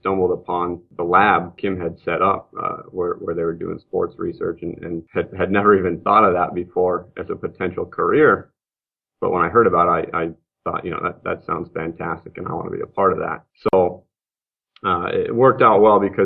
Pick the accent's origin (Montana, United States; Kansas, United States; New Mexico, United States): Montana, United States; also born or lived in Massachusetts; I'm from Montana. I'm actually from here originally. Grew up here